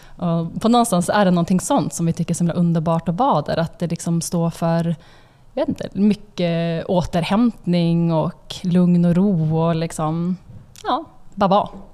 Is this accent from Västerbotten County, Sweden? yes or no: yes; Umeå, Västerbotten County, Sweden; now in Stockholm, Sweden; Alltså vi är från Umeå båda två, uppvuxna där.